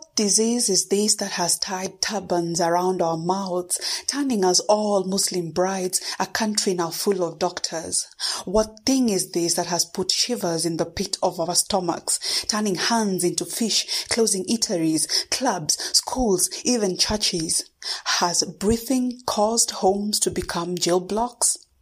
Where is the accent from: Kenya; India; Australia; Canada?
Kenya; first language Kikuyu; English is a second language; I am a Kenyan uh, born and based poet